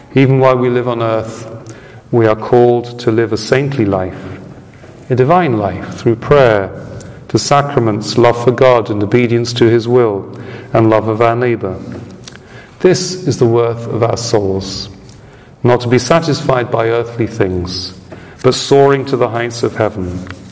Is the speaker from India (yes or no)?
no; United Kingdom; moved away; my home country of origin